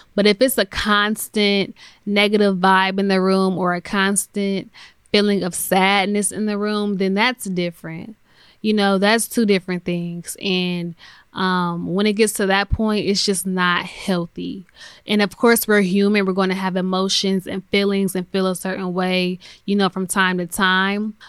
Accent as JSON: {"language": "English", "country": "United States", "tie": "born or raised there", "said": "That's where I'm from, born and raised in America"}